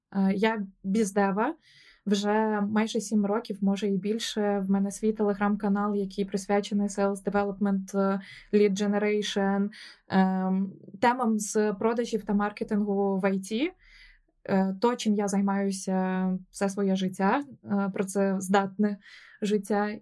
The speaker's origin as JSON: {"language": "Ukrainian", "town": "Odesa", "region": "Odesa Oblast", "country": "Ukraine", "also_born_or_lived": "Kyiv", "moved": "as an adult", "lives_now": "London, United Kingdom", "said": "я сама з Одеси"}